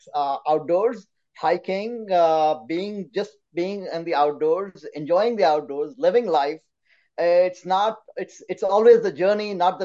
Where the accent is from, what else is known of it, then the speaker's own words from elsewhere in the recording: India; also born or lived in Calcutta; I grew up in India. My father was in the Indian Air Force, so I cannot say that I grew up at, I belong to one specific city. I think I belong to all of India.